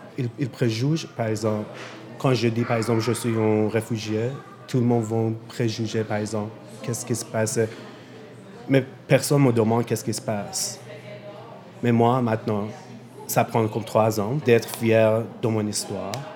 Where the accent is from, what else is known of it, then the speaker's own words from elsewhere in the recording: Iran; French is a second language; moved away as an adult; now in Montreal, Canada; Je viens d'Iran et ça fait quatre ans que j'habite à Montréal.